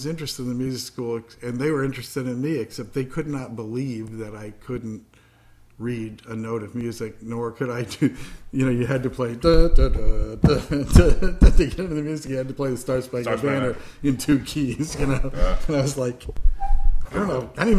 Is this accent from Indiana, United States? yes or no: yes; Indiana, United States; born there; also born or lived in New York; I was born in Indiana, but I mean